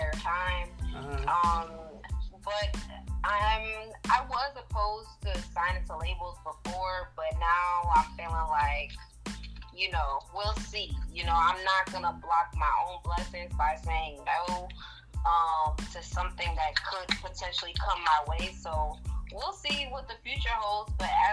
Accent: Rhode Island, United States; I'm from Rhode Island

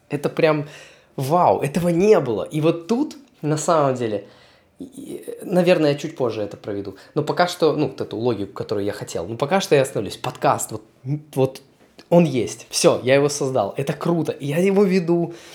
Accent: Belarus; moved away as an adult; also born or lived in Poland; я вернулся из Польши в Беларусь, переехал обратно

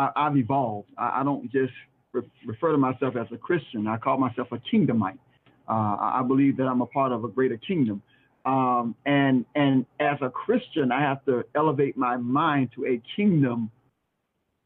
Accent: South Florida, United States; now in York, United States; I'm from South Florida

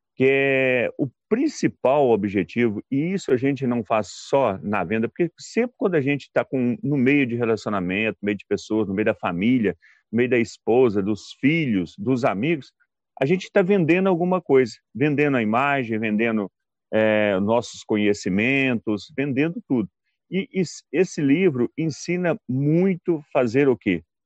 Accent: Belo Horizonte, Minas Gerais, Brazil; sou de BH

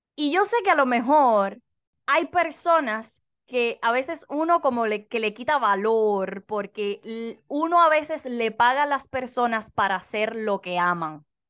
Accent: Cuba; moved away; yo soy cubana

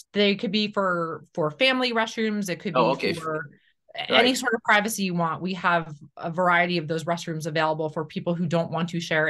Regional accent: Hartford, Connecticut, United States; I was born in Hartford.

